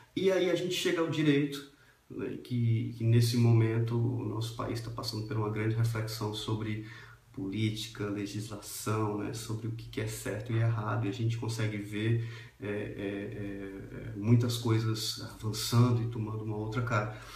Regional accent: Brazil

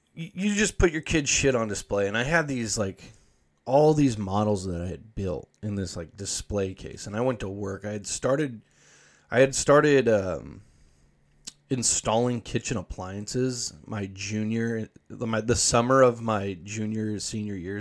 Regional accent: United States; I'm from Washington

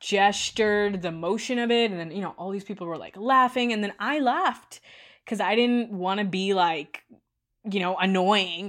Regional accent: India; moved away; I grew up in India

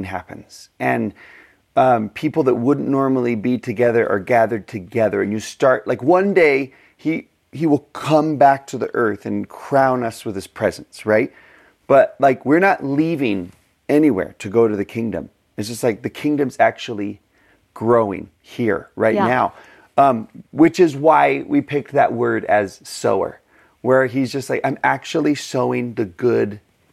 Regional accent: Texas, United States; I'm from Texas

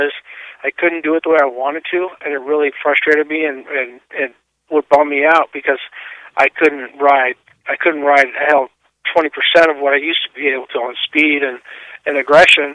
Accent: Southern California, United States; I grew up in Southern California

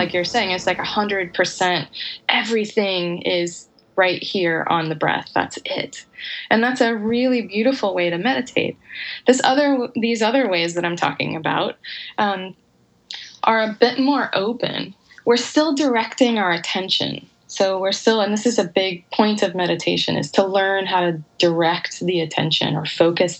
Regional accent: United States; being an American

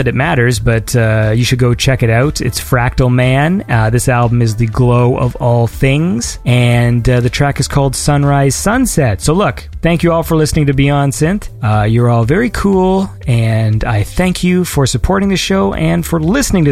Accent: Canada; I'm a Canadian

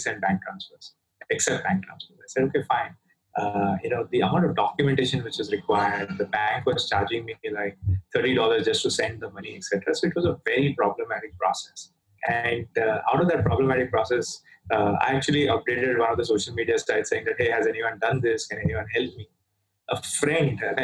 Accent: Mumbai, Maharashtra, India; moved away as an adult; also born or lived in London; now in Singapore; Originally, I'm from India, from Bombay, the city of dreams that is called 20 million population, same population as Australia, the continent. So, you know, grew up there

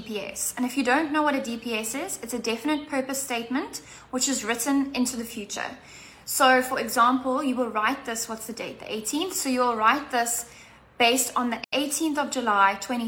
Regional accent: Cape Town, Western Cape, South Africa; I'm from Cape Town in South Africa

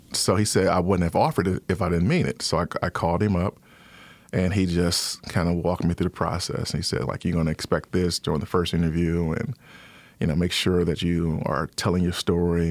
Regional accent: Detroit, Michigan, United States; also born or lived in Ypsilanti, Michigan; I am originally from Detroit, born and raised in Detroit

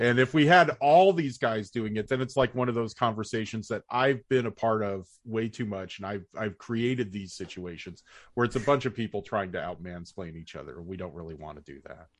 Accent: United States; our American lens

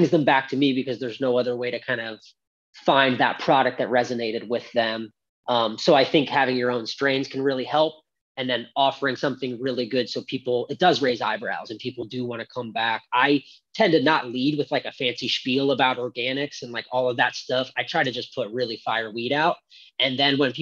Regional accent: West Chester, Pennsylvania, United States; also born or lived in California; now in Maine, United States; I grew up in Pennsylvania and traveled a bunch and lived all over, lived in Cali a little bit

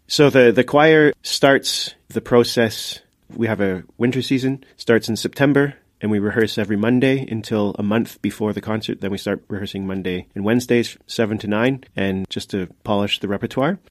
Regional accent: Canada; moved away as an adult; now in Luxembourg; I'm from Canada, and I've lived in Luxembourg for seventeen years

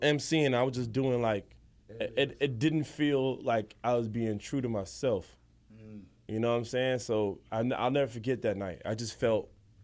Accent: Jamaica; I'm a Jamaican

